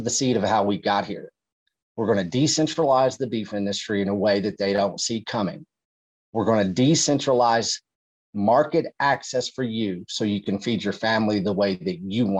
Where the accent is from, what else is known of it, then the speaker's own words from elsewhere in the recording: Texas, United States; I'm from Texas